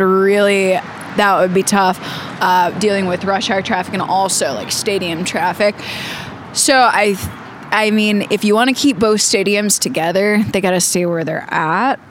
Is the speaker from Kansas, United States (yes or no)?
yes; Topeka, Kansas, United States; I grew up in Topeka